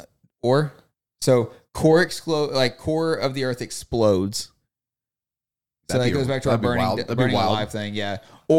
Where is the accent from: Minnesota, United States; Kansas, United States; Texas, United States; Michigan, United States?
Texas, United States; We're from Texas.